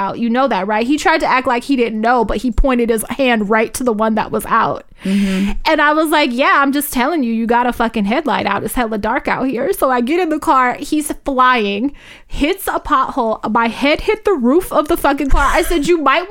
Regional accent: Richmond, California, United States; I'm from North Richmond. That's where I grew up. That's my side of town

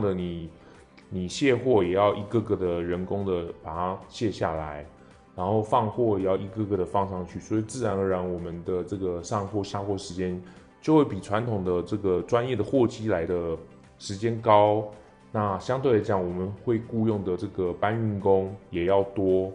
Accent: Taiwan; 像我们台湾人

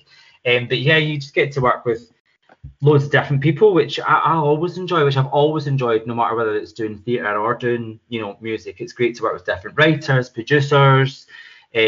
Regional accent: Scotland, United Kingdom; moved away as an adult; also born or lived in London; we're both Scottish. I trained in Scotland, and I lived in London for 15 years

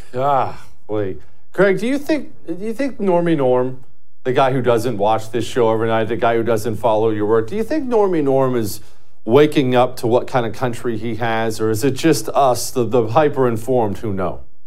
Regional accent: Montana, United States; also born or lived in Ohio; when I was 10 years old, we moved to Montana from Ohio.

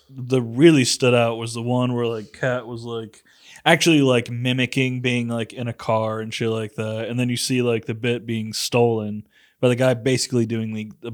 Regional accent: New York, United States; And also like I'm from from New York. So like snow ain't stopping you.

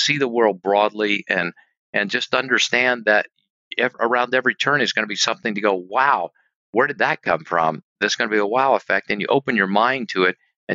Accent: Mississippi, United States; I'm from Mississippi. Preacher's son, not a college graduate.

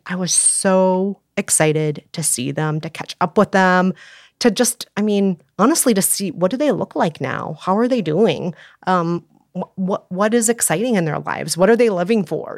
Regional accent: Minneapolis, Minnesota, United States; moved away; my hometown

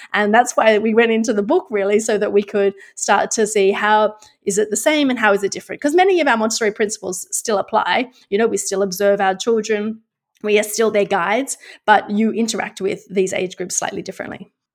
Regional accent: Australia; moved away as an adult; now in Netherlands; I'm actually Australian but live in the Netherlands.

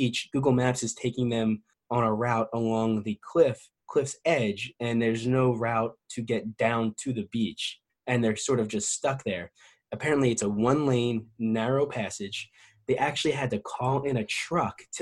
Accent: New Jersey, United States; New Jersey, of course. That's my home state

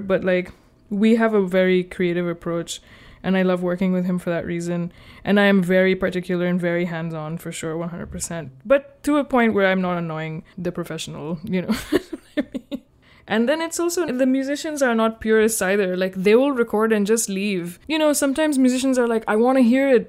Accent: Pakistan; now in United States; I'm from Pakistan

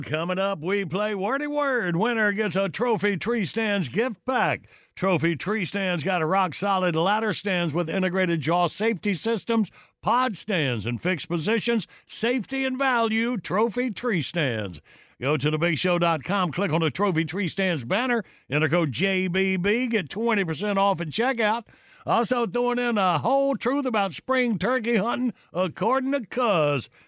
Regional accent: Graham, North Carolina, United States; I was raised in Graham, North Carolina, Tobacco Road

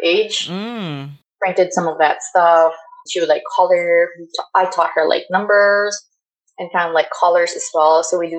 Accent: Philippines; now in United States; I live in a compound growing up in the Philippines

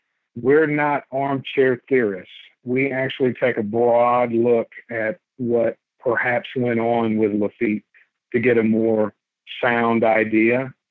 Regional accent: Baytown, Texas, United States; also born or lived in North Carolina; I am from Baytown, Texas. I was in the military. I actually joined the Army at 18, and I did that for about 10 years.

